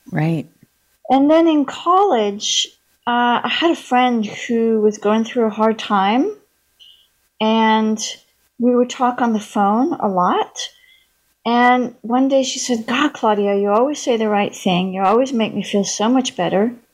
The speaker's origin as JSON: {"language": "English", "town": "Paris", "region": "Île-de-France", "country": "France", "tie": "born or raised there", "moved": "as an adult", "said": "I was born and raised in Paris, France. Lived there till I was 19, so I grew up bilingual. I don't have a sexy French accent. Uh, my mother was British, so I was I always spoke English."}